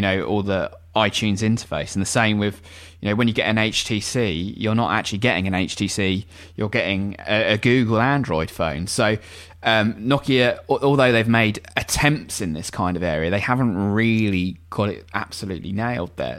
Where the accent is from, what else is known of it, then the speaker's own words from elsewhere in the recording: England, United Kingdom; as an Englishman